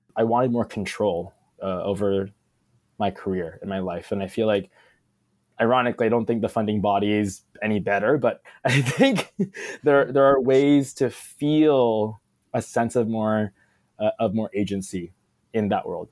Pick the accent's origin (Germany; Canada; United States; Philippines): Philippines; being Filipino